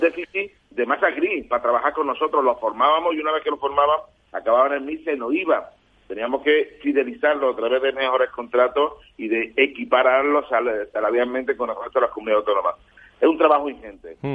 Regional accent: Andalusia, Spain; a mí me duele personalmente como andaluz

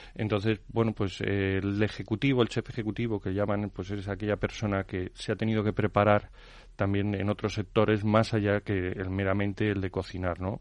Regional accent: Madrid, Community of Madrid, Spain; Madrid hemos sido muy castizos durante muchos años

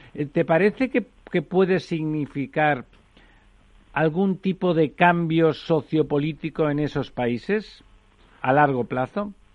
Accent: Catalonia, Spain; yo soy catalán de nacimiento

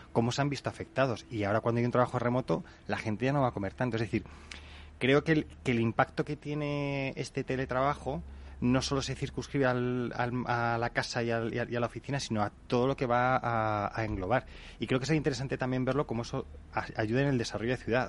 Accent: Spain; los españoles somos muy de esto es un desastre

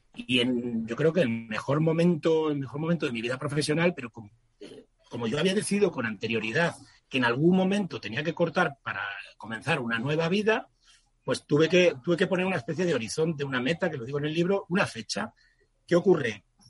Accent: southern Extremadura, Spain; moved away; also born or lived in Madrid; mi ciudad, mi pueblo del sur de Extremadura, donde tengo la mayor parte de mi familia

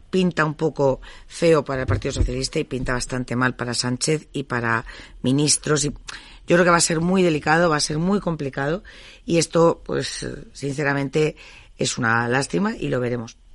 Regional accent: Spain

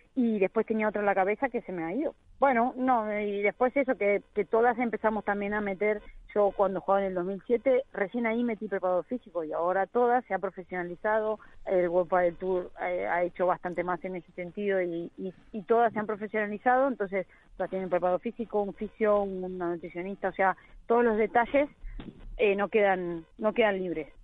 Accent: Argentina

